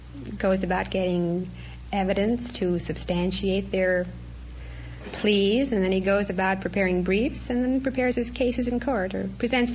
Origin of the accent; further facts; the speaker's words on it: Chicago, Illinois, United States; moved away as an adult; now in Los Angeles, United States; Well, I'm as local as almost anyone in Los Angeles. I'm living here now, but I'm originally from Chicago.